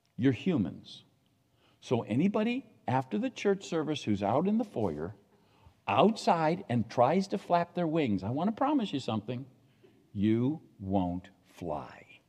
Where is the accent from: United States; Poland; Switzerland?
United States; I'm an American